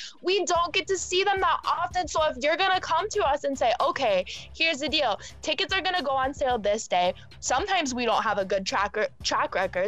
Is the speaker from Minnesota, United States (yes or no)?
yes; Minneapolis, Minnesota, United States; That's my city. That's my hometown